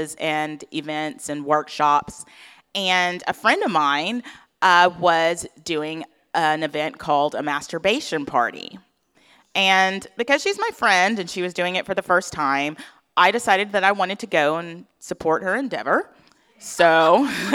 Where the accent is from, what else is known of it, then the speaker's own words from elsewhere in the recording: Atlanta, Georgia, United States; my hometown of Atlanta, Georgia